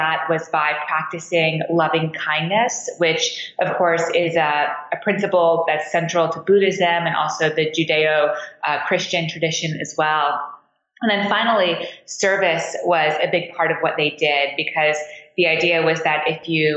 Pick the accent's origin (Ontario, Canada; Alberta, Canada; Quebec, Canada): Quebec, Canada; Montreal; now in Washington, D.C., United States; So I grew up in Montreal. I live in Washington, D.C. now, but I grew up in Canada in downtown Montreal